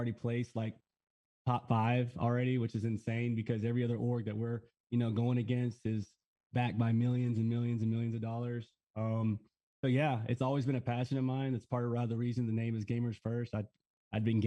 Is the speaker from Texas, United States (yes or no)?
yes; Texas, United States; I had never really been anywhere growing up in Texas